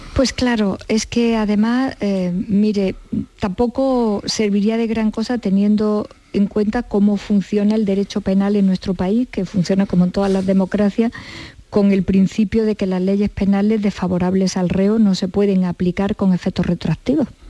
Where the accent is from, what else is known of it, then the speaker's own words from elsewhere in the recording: Córdoba, Andalusia, Spain; yo soy cordobesa.